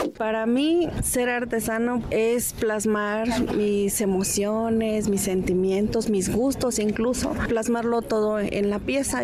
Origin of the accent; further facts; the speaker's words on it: Mexico; como mexicanos